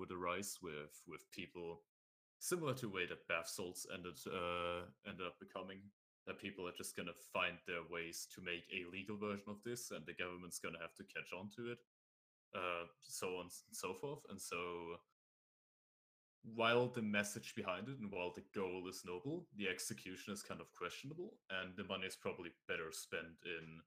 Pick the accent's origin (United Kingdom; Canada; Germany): Germany; I'm from Germany. I live in the European Union.